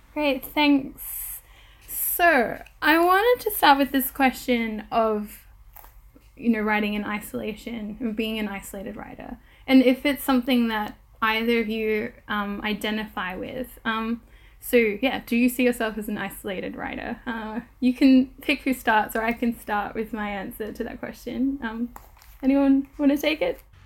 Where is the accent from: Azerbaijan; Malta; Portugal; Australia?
Australia; now in United Kingdom; I'm recording from the United Kingdom, I am an Australian settler